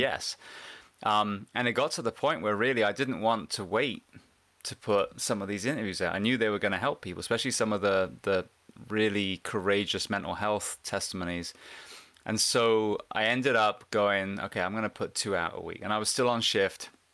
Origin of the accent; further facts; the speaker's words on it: Bath, South West England, United Kingdom; now in Central Florida, United States; I'm actually an English farm boy. I grew up in a place called Bath, which is, uh, near Stonehenge in the U K.